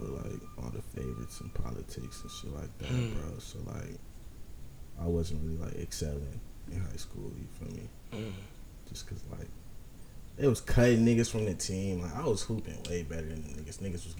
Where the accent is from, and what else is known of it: Inland Empire, California, United States; born or raised there; also born or lived in San Diego, California